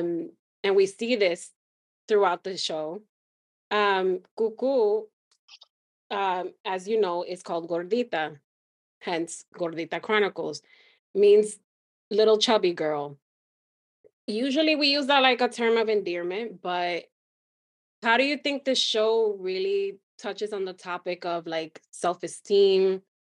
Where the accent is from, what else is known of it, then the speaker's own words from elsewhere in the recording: United States; we're first generation Dominican American.